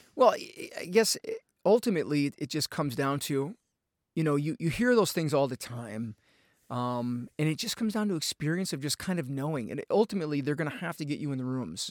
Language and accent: English; outside of Chicago, Illinois, United States; moved away as an adult; also born or lived in Asheville, North Carolina; I grew up outside of Chicago.